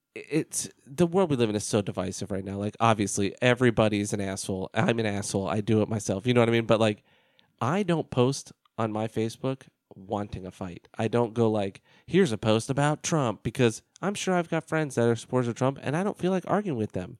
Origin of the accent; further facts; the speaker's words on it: United States; an American